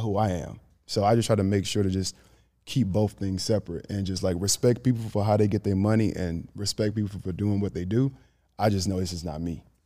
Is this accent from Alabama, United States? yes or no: yes; Grand Bay, Alabama, United States; moved away as an adult; now in Atlanta, United States; I'm from Grand Bay, Alabama, bro. Like, population, I'll say, like, nine hundred, close to a thousand people.